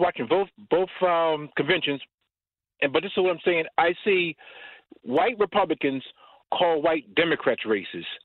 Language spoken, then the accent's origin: English; the South, United States; moved away; Red City, down south, where racism is prevalent